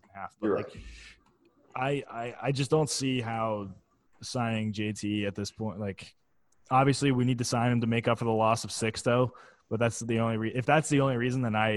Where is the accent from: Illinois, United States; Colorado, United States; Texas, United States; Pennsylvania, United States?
Pennsylvania, United States; Philadelphia; I am a Philadelphian.